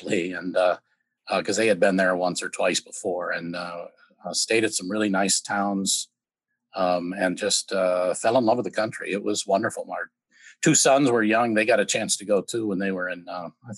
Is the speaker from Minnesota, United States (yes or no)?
yes; Saint Paul, Minnesota, United States; also born or lived in Mississippi; the St. Paul campus of the University of Minnesota. And I grew up right next to the campus